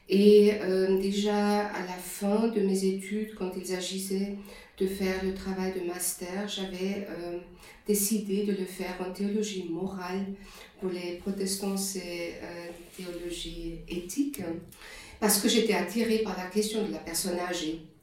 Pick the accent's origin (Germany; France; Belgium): Germany; accent: German; French is a second language; moved away as an adult; also born or lived in Switzerland; now in Lausanne, Switzerland; je suis allemande d'origine et je viens d'une région qui, est, qui était à cette époque-là, les années 60-70, euh, une région extrêmement homogène sur le plan religieux